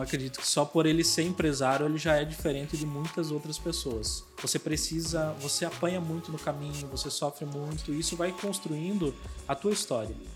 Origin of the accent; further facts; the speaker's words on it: Chapecó, Santa Catarina, Brazil; eu venho da cidade de Chapecó, né? Eu sou lá do sul.